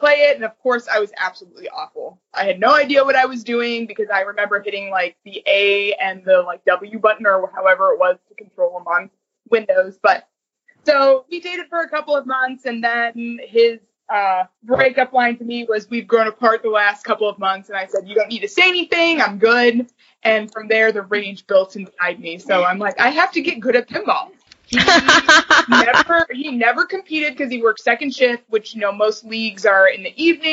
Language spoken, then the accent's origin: English; Cleveland, Ohio, United States; now in Columbus, United States; I grew up in Cleveland before I moved to Columbus